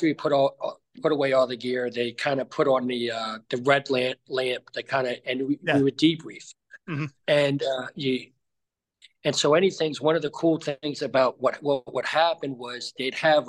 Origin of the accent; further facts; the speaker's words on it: New Jersey, United States; moved away as an adult; I grew up in New Jersey.